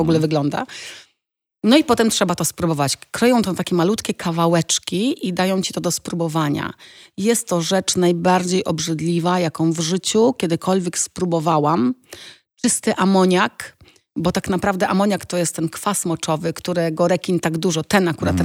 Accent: Poland; moved away as an adult; also born or lived in Italy; jak wyjechałam z Polski, to wiesz, no Polska była trochę wtedy szara, to były lata 90., ja miałam 19 lat

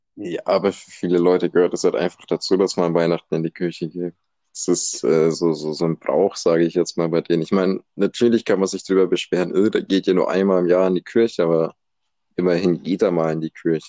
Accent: Germany; wenn man das als Deutscher hört

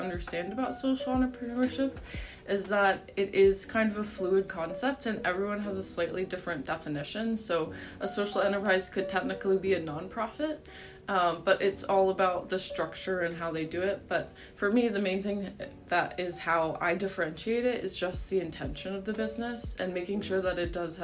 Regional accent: Cincinnati, Ohio, United States; growing up in Cincinnati

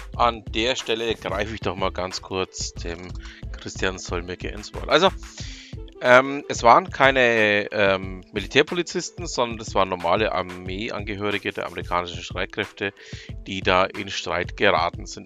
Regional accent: Nuremberg, Bavaria, Germany; als gebürtiger Nürnberger und ähm, Franke

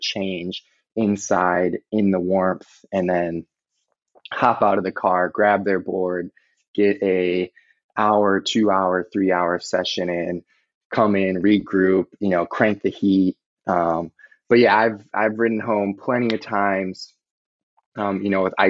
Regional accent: Indiana, United States; growing up in Indiana

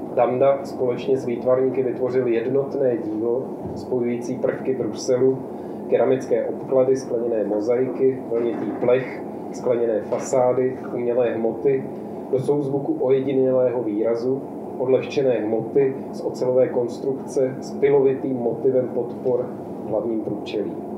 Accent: Ostrava, Moravian-Silesian Region, Czechia; já jsem taky z Ostravy

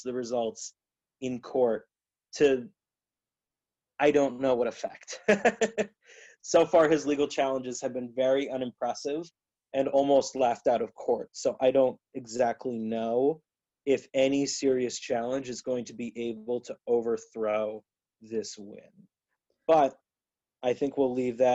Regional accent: New England, United States; now in Ohio, United States; I'm originally from New England. I'm currently living and working in Central Ohio

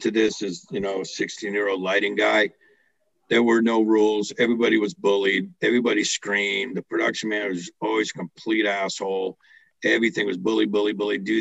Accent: United States; I'm still an American

